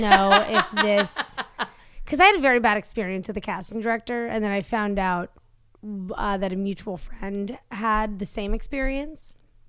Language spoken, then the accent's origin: English; East Coast, United States; I didn't know existed because I grew up on the East Coast.